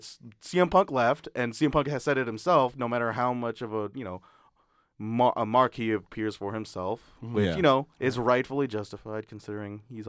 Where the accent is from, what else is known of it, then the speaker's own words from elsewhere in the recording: Philippines; as a Filipino male, I will always root for Batista 1,000%